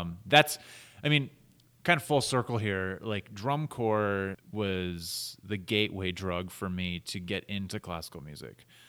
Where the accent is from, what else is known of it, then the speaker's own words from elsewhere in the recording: Minnesota, United States; now in Utah, United States; I grew up in Minnesota